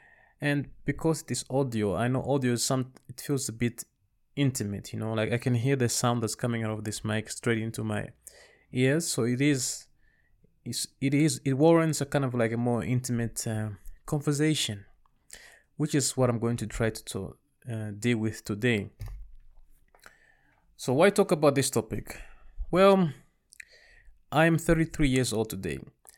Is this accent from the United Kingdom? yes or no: no; Rwanda; also born or lived in Congo / Zambia; now in Netherlands; I was born and raised in Rwanda, and right around 1994, we fled the country because of the genocide that happened against the Tutsis. We bounced around a few countries. I lived in Congo, Zambia, and then at the end we moved to Europe